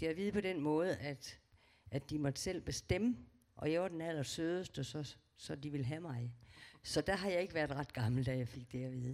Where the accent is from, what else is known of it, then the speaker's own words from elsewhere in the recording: Aarhus, Central Denmark Region, Denmark; Jeg er født i Aarhus